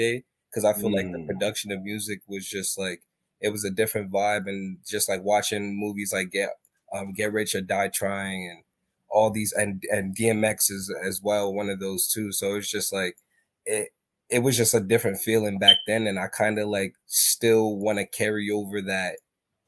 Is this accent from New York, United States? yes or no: yes; New York City, New York, United States; now in Staten Island, New York, United States; I'm from Brooklyn, but I lived here so long that it's like it's etched in me at this point.